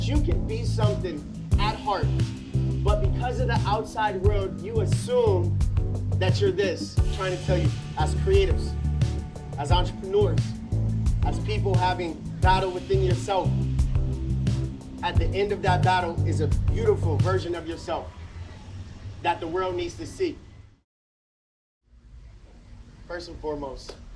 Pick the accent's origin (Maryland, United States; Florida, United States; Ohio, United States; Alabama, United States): Ohio, United States; Akron; Come from Akron, Ohio, grew up in the inner city